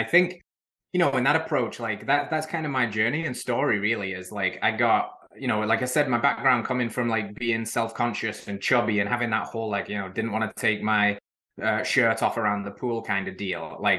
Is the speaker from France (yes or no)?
no; England, United Kingdom; now in Middle Tennessee, United States; but she's American and I'm English. So there's issues with long distance.